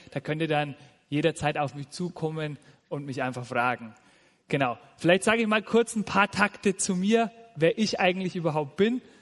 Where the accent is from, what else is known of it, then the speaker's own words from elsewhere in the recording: Nuremberg, Bavaria, Germany; also born or lived in Fürth; now in Simmersbach, Germany; Ich komme ursprünglich aus Franken, aus dem schönen Nürnberg